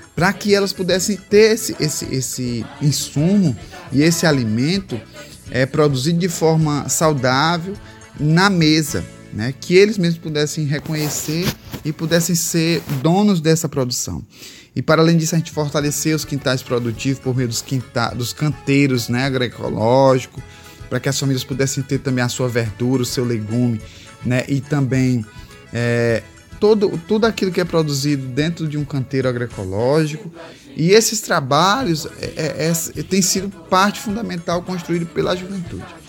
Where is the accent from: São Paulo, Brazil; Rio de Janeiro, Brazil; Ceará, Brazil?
Ceará, Brazil; Itapipoca; A terra indígena Tremembé da Barra do Mundaú, que é de onde eu venho, que é em Itapipoca